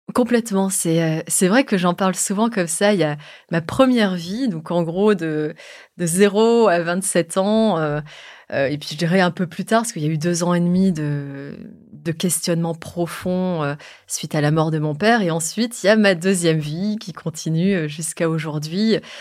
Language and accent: French; France; ma maman est indonésienne, et moi je suis née en France